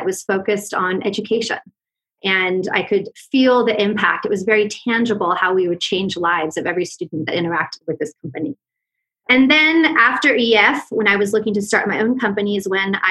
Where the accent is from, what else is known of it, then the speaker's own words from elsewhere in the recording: Palo Alto, California, United States; moved away as an adult; now in Mexico City, Mexico; originally from Palo Alto, California, from Silicon Valley